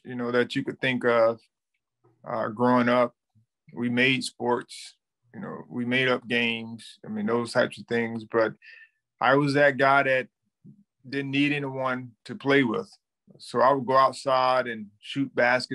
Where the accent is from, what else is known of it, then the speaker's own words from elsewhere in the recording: Thomasville, Georgia, United States; I was born and raised in Thomasville, Georgia, which is a small town, you know, about 45 minutes outside of north of Tallahassee